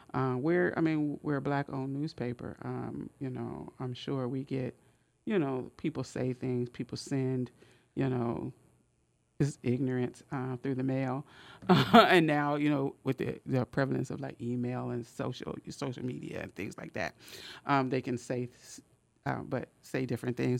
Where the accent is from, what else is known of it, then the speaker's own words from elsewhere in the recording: Oakland, California, United States; moved away as an adult; also born or lived in Richmond, California; now in Sacramento, United States; I grew up in West Oakland, and I just spent hours and hours at the West Oakland Public Library